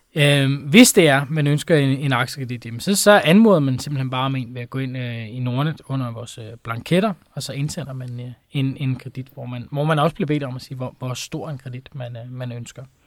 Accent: Denmark; som dansker

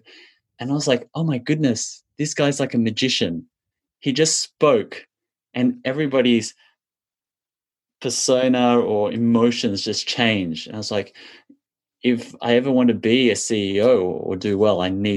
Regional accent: Australia; I grew up as a little Chinese boy in Australia, where a lot of the people around me were Caucasian Australians

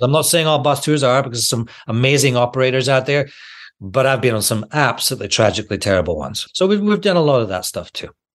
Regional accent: Scotland, United Kingdom; I'm from Scotland

